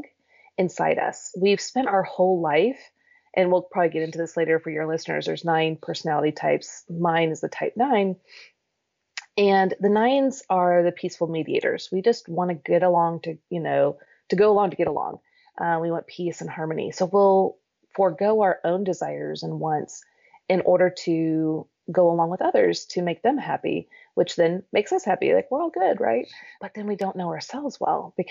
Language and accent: English; Kansas City, United States; moved away as an adult; also born or lived in Lawrence, Kansas / Normal, Illinois / St. Louis, Missouri; now in Nashville, United States; I grew up in Kansas City